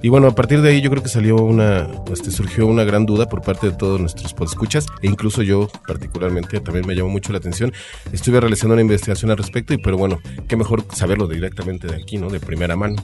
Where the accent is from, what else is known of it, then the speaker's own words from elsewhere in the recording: Mexico; nosotros como buenos mexicanos